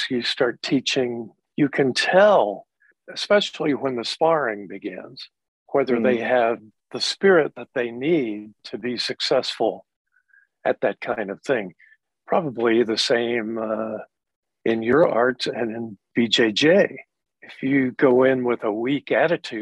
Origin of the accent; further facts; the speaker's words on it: Kentucky, United States; I grew up in Kentucky in the Bible Belt.